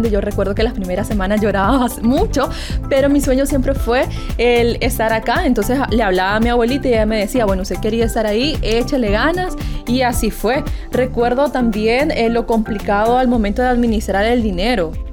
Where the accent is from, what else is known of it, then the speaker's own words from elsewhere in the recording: Usulután, El Salvador; yo soy originaria de Usulután y sí, estuve viajando por seis años y medio hasta San Miguel para poder estudiar en la Universidad de El Salvador